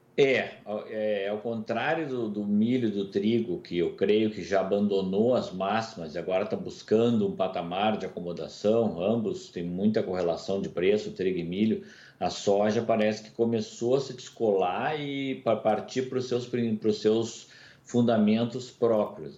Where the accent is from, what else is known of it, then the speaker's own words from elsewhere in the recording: Brazil; Eu, como brasileiro